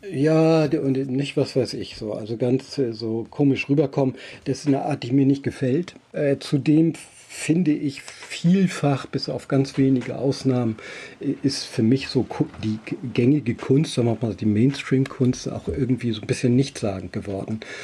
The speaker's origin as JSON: {"language": "German", "town": "Elsfleth", "region": "Lower Saxony", "country": "Germany", "tie": "born or raised there", "said": "in meiner Heimatstadt Elsfleth"}